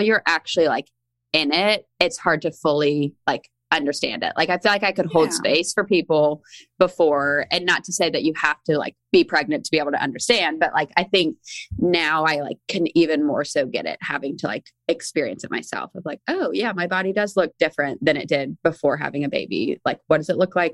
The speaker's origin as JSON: {"language": "English", "town": "Charleston", "region": "South Carolina", "country": "United States", "moved": "yes", "lives_now": "Nashville, United States", "said": "I'm from Charleston, South Carolina originally"}